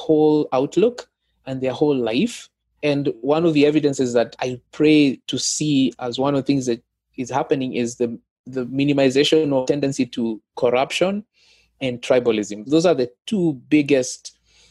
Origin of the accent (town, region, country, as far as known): Kenya